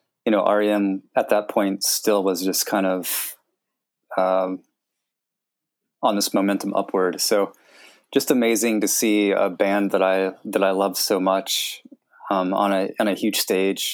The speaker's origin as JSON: {"language": "English", "country": "United States", "tie": "born or raised there", "said": "growing up in America, like if you live in a rural area like where I grew up"}